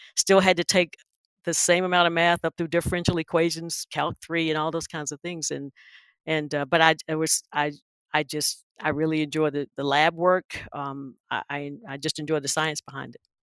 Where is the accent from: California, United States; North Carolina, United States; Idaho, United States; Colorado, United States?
North Carolina, United States; Wilson; I'm from Wilson